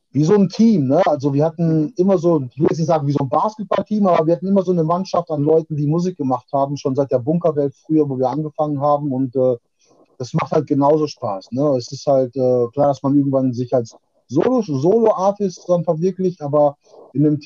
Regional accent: Witten, North Rhine-Westphalia, Germany; äh, ich bin 45 Jahre. Äh, ich komme aus Witten, das ist im Ruhrpott

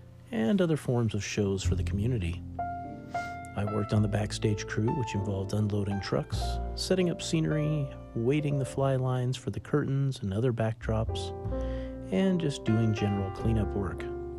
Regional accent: California, United States; Growing up in California, close to Disneyland

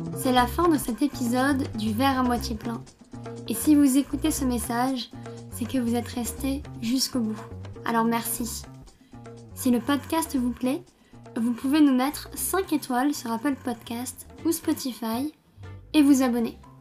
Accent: Gard, Occitania, France; now in Toulouse, France; moi j'habite à Toulouse, mais je viens du Gard

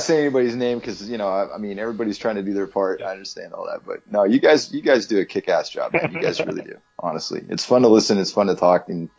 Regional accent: Shelby, Montana, United States; moved away; I grew up in Shelby, which is, well, now it's big, but I mean, it's bigger now than it was when I was a kid growing up. But yeah, there was like one stoplight in town. Now there's like at least three or four. But yeah, no, it's a tiny ass little town

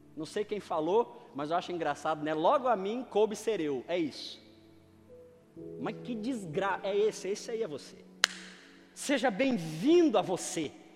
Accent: Northeast Region, Brazil; moved away

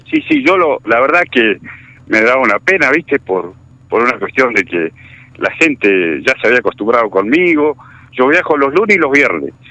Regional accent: Algarrobo del Águila, La Pampa, Argentina; yo vivo en Algarrobo, en Algarrobo del Aire. Bien. Yo vivo en Algarrobo del Aire, yo soy, soy de acá, de Algarrobo del Aire.

